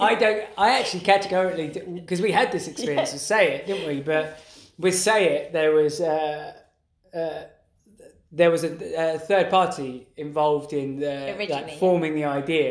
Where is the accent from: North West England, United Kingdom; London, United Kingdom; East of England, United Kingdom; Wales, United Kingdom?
London, United Kingdom; accent: East London; It's probably my accent.